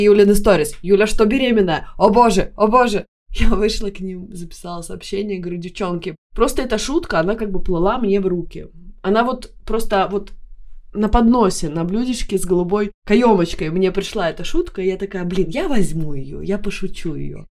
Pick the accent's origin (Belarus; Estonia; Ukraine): Estonia; Tartu, Tartu County; accent: Baltic; moved away as an adult; now in Stockholm, Sweden; в Тарту, в моем родном городе